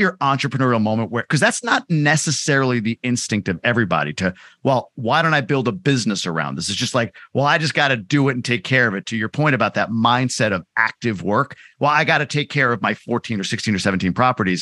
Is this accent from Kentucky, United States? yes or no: no; New York, United States; also born or lived in Boston; now in Michigan, United States; I grew up in New York, lived in Boston, live in Michigan